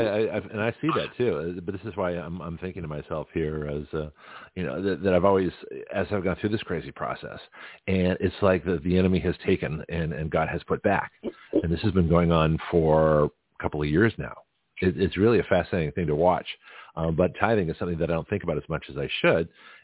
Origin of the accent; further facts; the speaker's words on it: Lexington, Massachusetts, United States; I grew up around Boston in Lexington